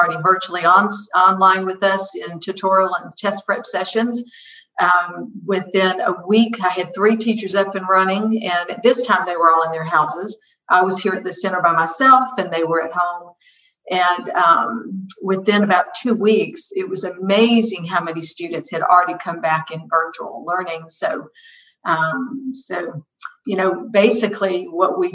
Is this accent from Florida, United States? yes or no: no; College Park, Georgia, United States; I'm a local girl. I was raised in College Park, Georgia